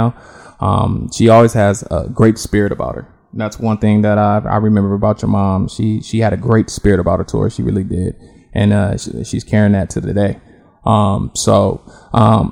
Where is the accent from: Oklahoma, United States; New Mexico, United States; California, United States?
California, United States; Los Angeles; accent: southern slang, West Coast drawl; I was born and raised in Los Angeles, California